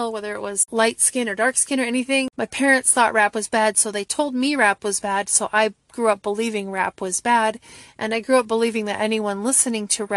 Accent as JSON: {"language": "English", "region": "Wisconsin", "country": "United States", "said": "I'm from Wisconsin"}